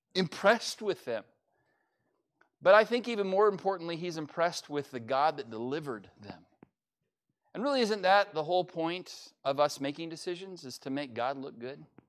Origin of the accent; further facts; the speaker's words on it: United States; as an American